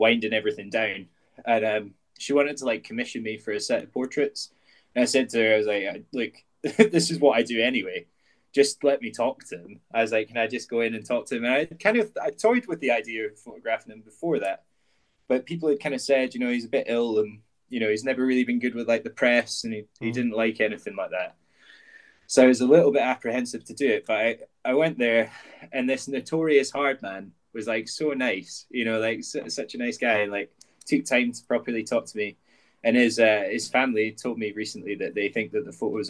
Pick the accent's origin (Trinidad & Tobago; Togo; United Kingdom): United Kingdom; Edinburgh, Scotland; growing up in Edinburgh, there's a street in Edinburgh called Leith Walk